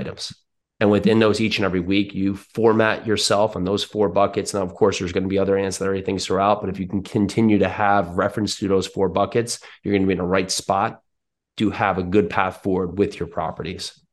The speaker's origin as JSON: {"language": "English", "region": "New Jersey", "country": "United States", "tie": "born or raised there", "moved": "yes", "lives_now": "Tennessee, United States", "said": "I'm in now Tennessee, but I grew up in New Jersey"}